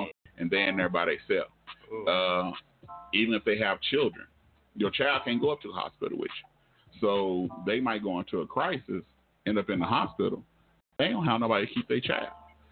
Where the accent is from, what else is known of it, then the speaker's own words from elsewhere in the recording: Oklahoma, United States; I was born here in Oklahoma